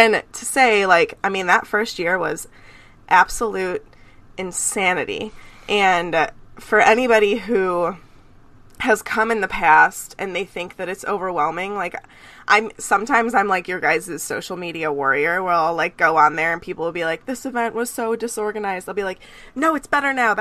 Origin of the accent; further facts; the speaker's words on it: Cleveland, Ohio, United States; when I was growing up, I actually lived in Cleveland